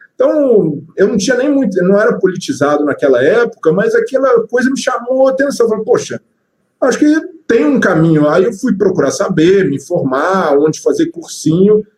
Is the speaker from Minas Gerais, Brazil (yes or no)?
yes; Belo Horizonte, Minas Gerais, Brazil; sou, sou, mineiro de BH. Tenho família espalhada né, no interior de Minas, mas nasci em BH